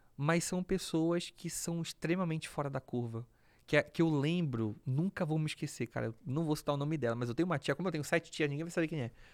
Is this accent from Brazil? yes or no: yes; Belém, Pará, Brazil; moved away; Então eu cresci num, num bairro periférico de Belém